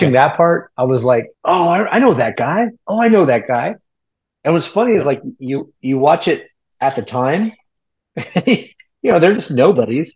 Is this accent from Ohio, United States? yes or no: no; New Mexico, United States; from New Mexico